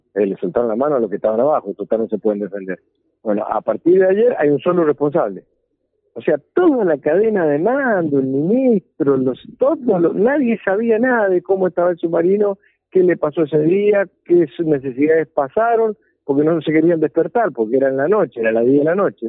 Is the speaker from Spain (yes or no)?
no; Argentina; como ciudadanos argentinos